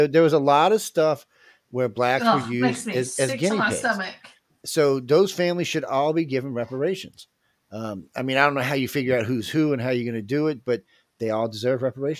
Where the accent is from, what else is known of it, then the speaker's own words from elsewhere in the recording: New Orleans, Louisiana, United States; I'm from New Orleans. I got a cool-ass accent.